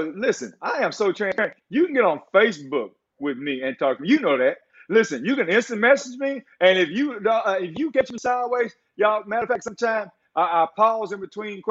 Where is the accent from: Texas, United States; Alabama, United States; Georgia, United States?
Texas, United States; Beaumont; I came from North End Beaumont. Ain't nothing good from North End Beaumont